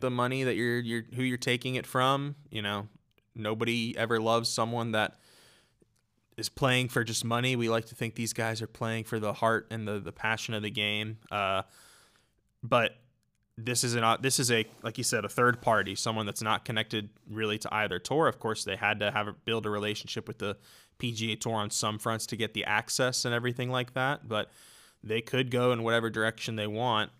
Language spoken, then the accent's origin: English; United States; as an American